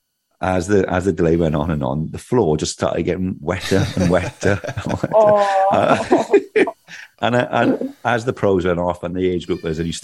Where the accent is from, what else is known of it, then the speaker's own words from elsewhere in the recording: Swansea, Wales, United Kingdom; we're from Swansea and we ride the Gower every other weekend